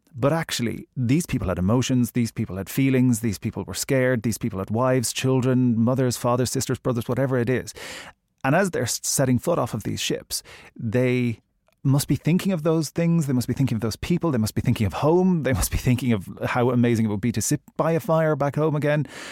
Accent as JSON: {"language": "English", "country": "Ireland", "said": "I'm Irish"}